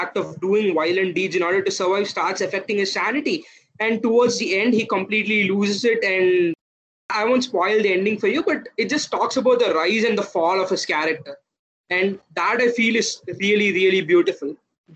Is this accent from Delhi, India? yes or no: no; Tamil Nadu, India; I am a South Indian, I'm from Tamil Nadu